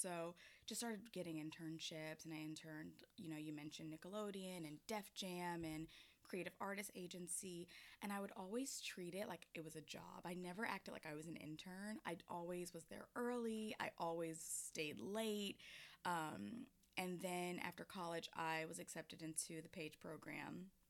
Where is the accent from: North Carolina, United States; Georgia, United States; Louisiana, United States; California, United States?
Georgia, United States; Atlanta; yeah, I am from Atlanta.